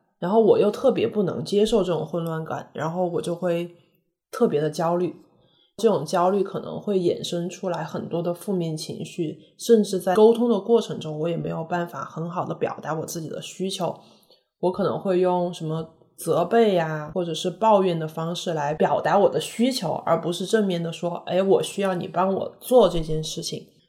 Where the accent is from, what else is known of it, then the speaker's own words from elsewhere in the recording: Chengdu, Sichuan, China; now in France; 当我们从成都来到法国的时候，就是每个星期你不吃辣椒，你就觉得难受